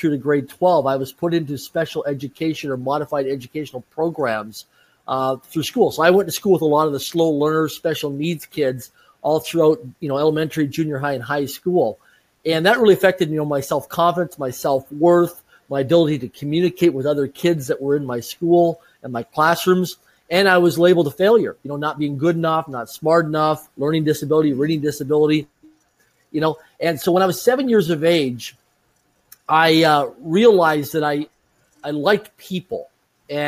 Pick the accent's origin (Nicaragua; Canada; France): Canada; Swift Current, Saskatchewan; I grew up in Swift Current, Saskatchewan, Canada, small rural community of less than 20,000 people in population.